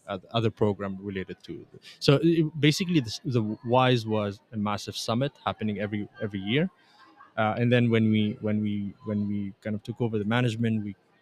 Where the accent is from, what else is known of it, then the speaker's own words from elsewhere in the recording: Montreal, Quebec, Canada; also born or lived in Tunisia; I was born in Tunisia. I grew up in Canada, Montreal